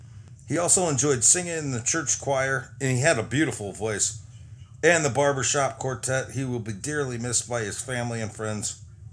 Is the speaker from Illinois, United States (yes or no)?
yes; Streator, Illinois, United States; Born and raised in Streeter